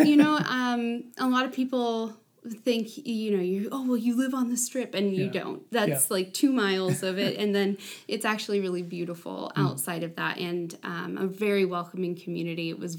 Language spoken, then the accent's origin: English; Spencer, Indiana, United States; moved away as an adult; also born or lived in Las Vegas; now in Evansville, United States; I grew up actually in Spencer, Indiana, which is a population of 2,500, middle of nowhere, small country town. It is about half an hour west of Bloomington, Indiana. So we're talking South Central Indiana.